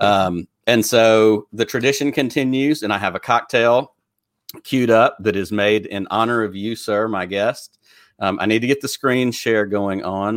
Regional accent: Alabama, United States; people on from my home state

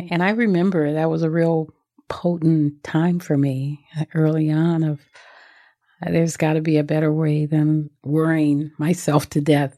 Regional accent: Los Angeles, California, United States; I grew up in South Central Los Angeles

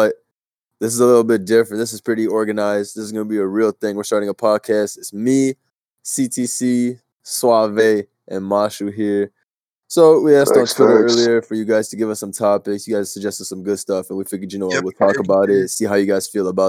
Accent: Chicago, Illinois, United States; I'm from Chicago

